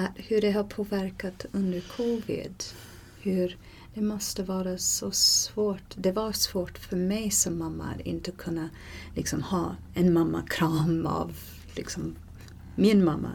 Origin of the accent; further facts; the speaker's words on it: Canada; Swedish is a second language; moved away; där jag kommer ifrån i Kanada